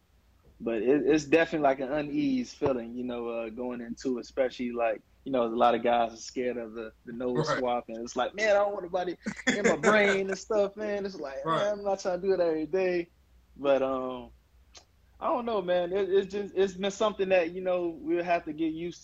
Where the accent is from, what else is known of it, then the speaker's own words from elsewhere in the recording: Miami, Florida, United States; I'm from Miami, so I've been working out down in Davie, Florida at Perform.